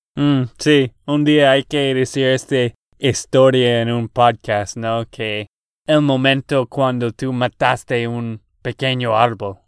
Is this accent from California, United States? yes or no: no; Texas, United States; de Texas, Estados Unidos